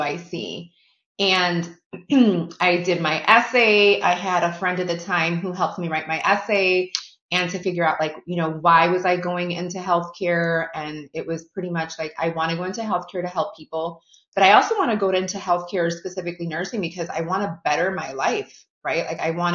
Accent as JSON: {"language": "English", "town": "Chicago", "region": "Illinois", "country": "United States", "tie": "born or raised there", "said": "I have been born and raised in Chicago, so I am a Chicago girl through and through"}